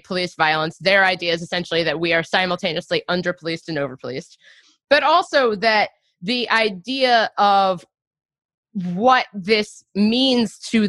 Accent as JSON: {"language": "English", "town": "Cincinnati", "region": "Ohio", "country": "United States", "tie": "born or raised there", "said": "when I was in eighth grade, it was April 2001, and I grew up in Cincinnati, Ohio"}